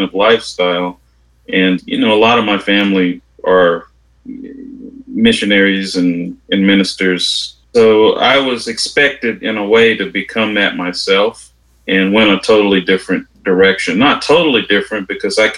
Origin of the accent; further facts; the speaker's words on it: Paris, Texas, United States; also born or lived in Oklahoma City; I grew up in Paris, Texas. My mother moved me back down to Paris, and that's where I was raised